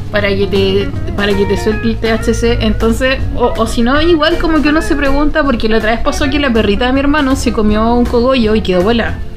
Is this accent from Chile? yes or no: yes; Punta Arenas, Magallanes and Chilean Antarctica, Chile; De Punta Arena